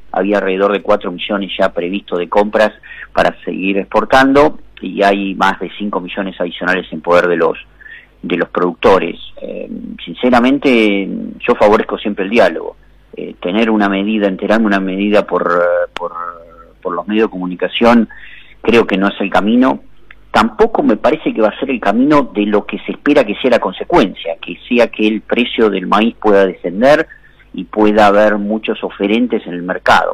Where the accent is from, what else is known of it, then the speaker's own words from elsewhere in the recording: Argentina; todos nosotros como ciudadanos argentinos